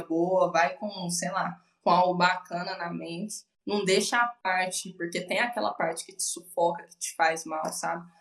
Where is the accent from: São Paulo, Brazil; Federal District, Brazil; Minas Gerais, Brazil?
Minas Gerais, Brazil; Uberlândia; Eu sempre morei com os meus pais, sou daqui de Uberlândia